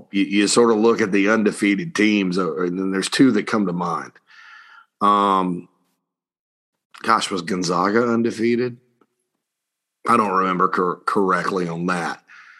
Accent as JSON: {"language": "English", "town": "Spartanburg", "region": "South Carolina", "country": "United States", "tie": "born or raised there", "said": "right there in my hometown of Spartanburg on Daniel Morgan Avenue."}